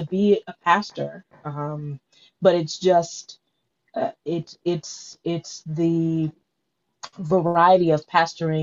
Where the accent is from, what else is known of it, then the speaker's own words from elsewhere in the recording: Detroit, Michigan, United States; now in Philadelphia, United States; I grew up in Detroit and am a church girl